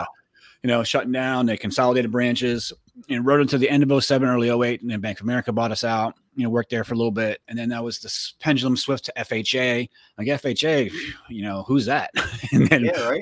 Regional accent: Florida, United States; moved away as an adult; also born or lived in Pennsylvania; I grew up in Florida.

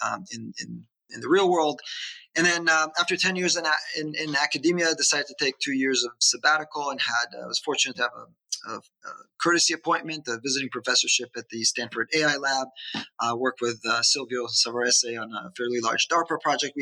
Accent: Israel; moved away as an adult; now in United States; I born and raised in Israel.

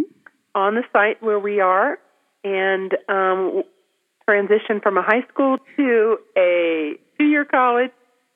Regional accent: Ohio, United States; moved away as an adult; now in Durango, United States; So I am originally from Ohio, and I went to Ohio State University and got a degree in animal science, and then I came to Colorado to go to grad school

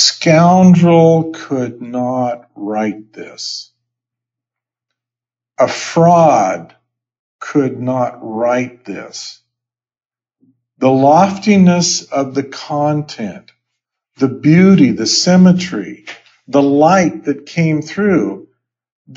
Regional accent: Idaho, United States; also born or lived in New Hampshire; now in Sandy, United States; I grew up in Idaho

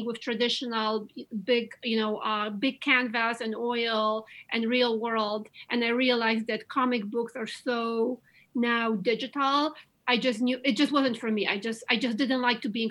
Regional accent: Łódź, Łódź Voivodeship, Poland; English is a second language; moved away as an adult; now in United States; growing up in Eastern Europe and in communism, and especially the city I come from, Łódź, in Poland.

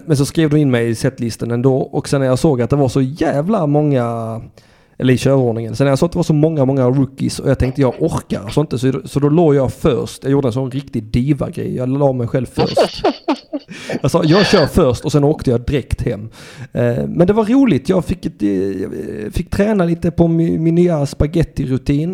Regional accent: Sweden; jag har ändå fötts i landet

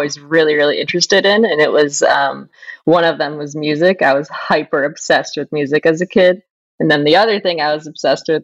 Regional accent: Flint, Michigan, United States; I was born in Flint, Michigan to a very blue collar family in the auto industry.

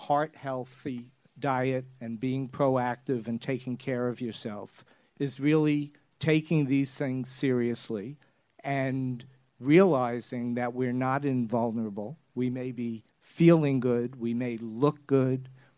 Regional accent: New York City, New York, United States; now I'm from Brooklyn

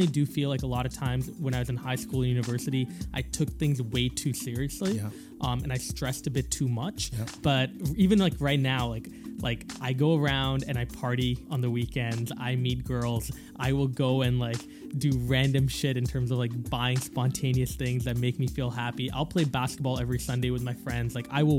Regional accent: Calgary, Alberta, Canada; also born or lived in Singapore; when I moved from Singapore to Calgary, which was a terrible transition, by the way, 9 years old, I came to Calgary.

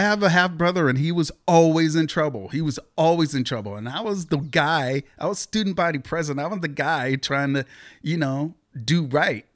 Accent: Beaverton, Oregon, United States; born or raised there; also born or lived in Seattle, Washington / Portland, Oregon

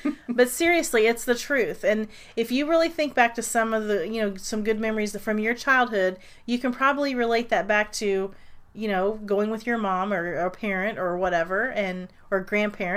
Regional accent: the North, United States; moved away; I'm from up north and I'm not from Florida

